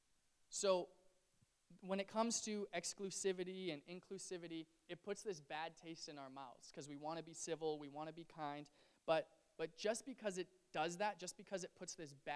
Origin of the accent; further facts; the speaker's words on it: Canada; as a Canadian